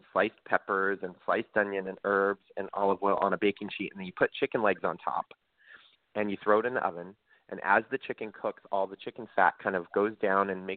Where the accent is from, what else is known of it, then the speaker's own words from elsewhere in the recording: Central Valley of California, United States; I grew up in the Central Valley of California. So I grew up on the West Coast.